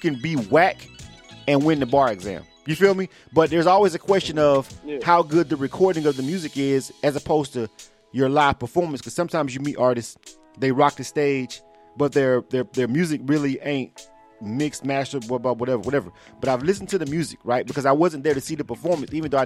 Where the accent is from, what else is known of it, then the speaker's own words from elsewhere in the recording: Panama City, Florida, United States; now in Atlanta, United States; I'm from Panama City